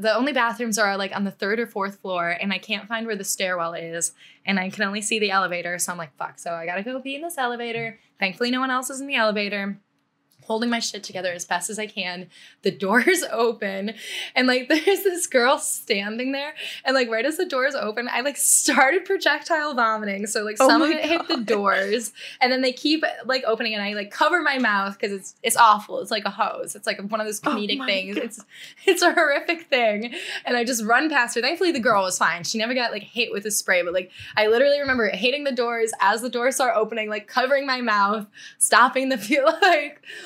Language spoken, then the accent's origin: English; United States; as an American